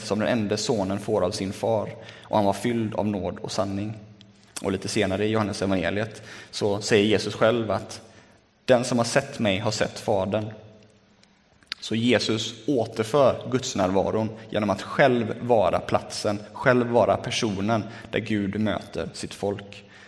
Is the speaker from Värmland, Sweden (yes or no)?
no; Lerum, Västra Götaland, Sweden; now in Gothenburg, Sweden; Sen flyttade vi ut äh, till Lerum där jag är uppvuxen.